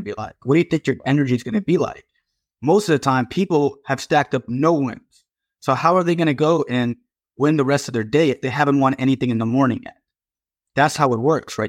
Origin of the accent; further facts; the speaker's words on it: Virginia, United States; here in my home state in Virginia